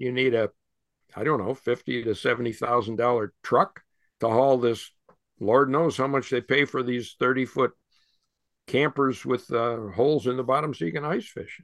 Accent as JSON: {"language": "English", "town": "North Tonawanda", "region": "New York", "country": "United States", "tie": "born or raised there", "said": "I grew up in Western New York State on the, not quite on the shores of Lake Erie, but my dad was born, um, in Tonawanda, New York, and, uh, I was born in North Tonawanda, right on the Niagara River"}